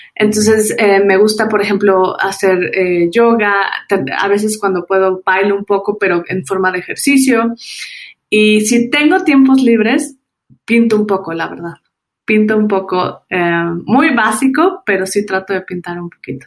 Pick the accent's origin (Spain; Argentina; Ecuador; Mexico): Mexico; soy mexicana.